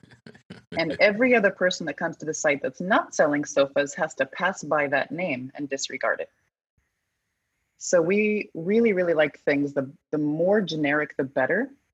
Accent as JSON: {"language": "English", "region": "Colorado", "country": "United States", "said": "I'm from Colorado."}